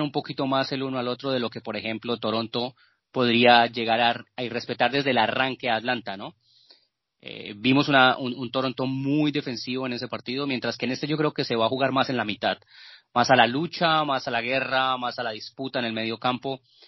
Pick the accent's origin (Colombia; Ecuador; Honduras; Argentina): Colombia; en Colombia, eh, en mi país